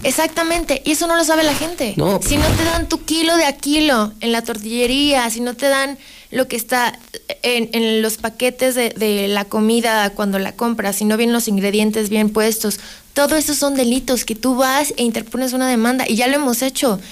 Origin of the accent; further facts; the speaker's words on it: Aguascalientes, Mexico; yo vivo en Aguascalientes, yo soy de Aguascalientes